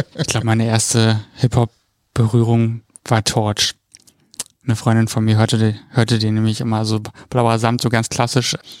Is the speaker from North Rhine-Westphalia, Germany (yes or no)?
yes; Cologne, North Rhine-Westphalia, Germany